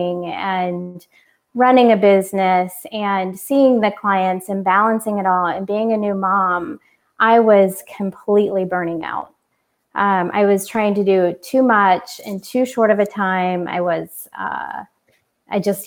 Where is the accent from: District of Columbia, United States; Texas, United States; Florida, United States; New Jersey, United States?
Florida, United States; Orlando; moved away as an adult; also born or lived in California; I moved from California to Orlando back to my home